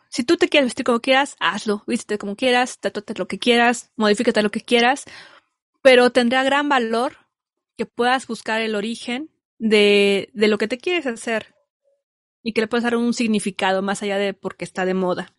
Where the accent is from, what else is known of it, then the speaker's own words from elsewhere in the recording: Mexico; yo también soy mexicana.